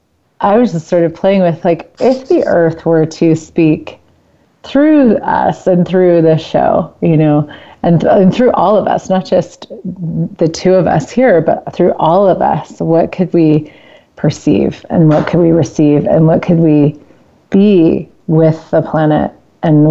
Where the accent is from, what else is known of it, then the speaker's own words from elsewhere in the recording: Central Valley of California, United States; now in Colorado, United States; I grew up in California, and I love California. I mean, I really still consider it home in a lot of ways